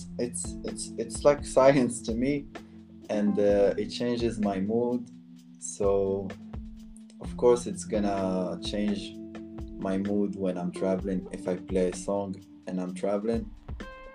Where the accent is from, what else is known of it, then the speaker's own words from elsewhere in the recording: Morocco; moved away; I'm from Morocco.